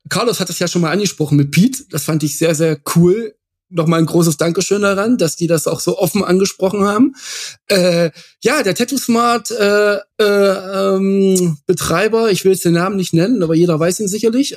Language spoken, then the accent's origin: German; near Bad Frankenhausen, Thuringia, Germany; moved away as an adult; Bad Frankenhausen, genau da hat es mich jetzt hingeschlagen äh, oder verschlagen. Ähm, der Grund dafür ist, ich bin da in der Nähe aufgewachsen